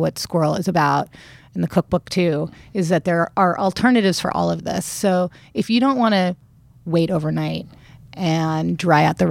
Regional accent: Long Beach, California, United States; I grew up in Long Beach

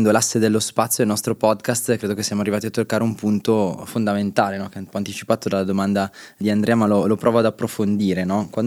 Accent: Monza, Lombardy, Italy; per le monzese io sono di Monza

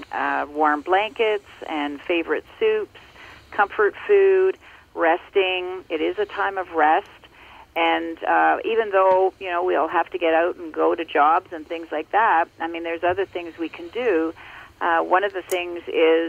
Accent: Ontario, Canada; I grew up in Ontario, and I now live in Muskoka in Ontario as well

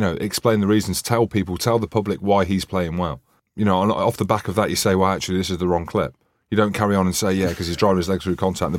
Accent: Scotland, United Kingdom; Well, I'm Scottish, mate. I hate the English. I'm Scottish.

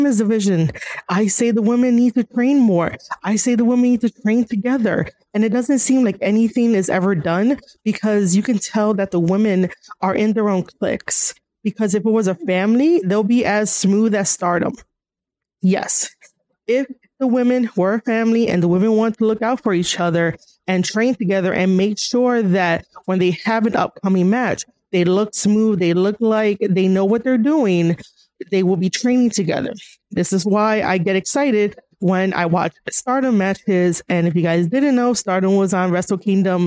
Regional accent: New York, United States; here in New York, because I'm from New York

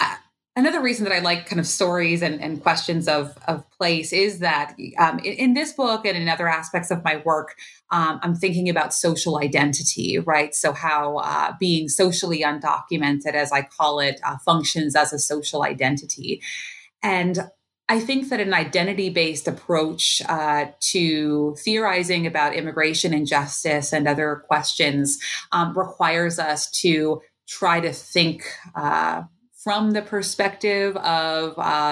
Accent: Allentown, Pennsylvania, United States; Though I was born and raised in Allentown, I've had the opportunity in my adult life to live in a number of different places.

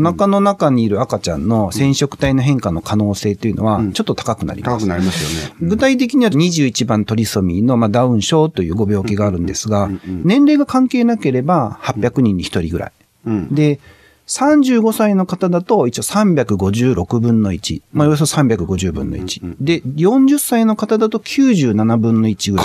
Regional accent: Tottori, Japan; moved away as an adult; also born or lived in Izumo, Shimane; 鳥取出身なので。

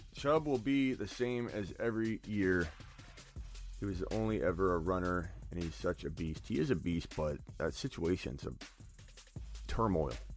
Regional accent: Arizona, United States; I'm from Arizona

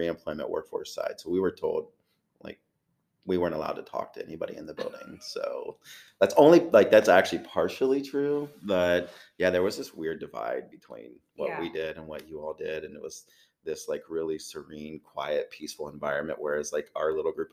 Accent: Chillicothe, Ohio, United States; I'm from Chillicothe. So born and raised

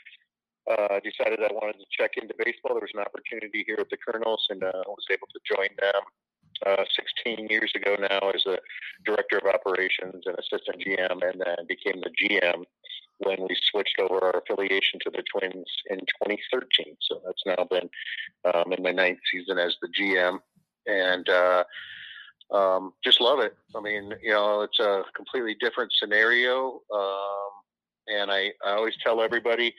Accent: Cedar Rapids, Iowa, United States; I grew up right here in the Cedar Rapids area.

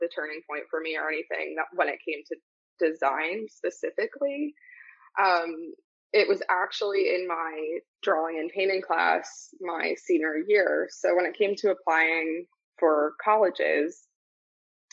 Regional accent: Warminster, Pennsylvania, United States; I grew up in Warminster, Pennsylvania, actually in a small borough called Ivyland, so Council Rock School District in Bucks County, Pennsylvania

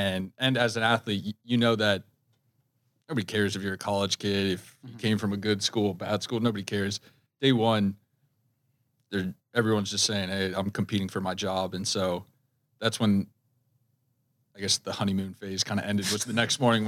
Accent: Virginia, United States; moved away as an adult; now in Minnesota, United States; I'm from Virginia

